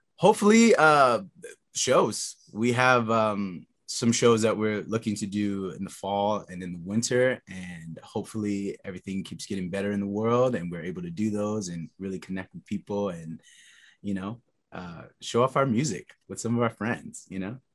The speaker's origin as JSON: {"language": "English", "region": "Texas", "country": "United States", "said": "I come from Texas"}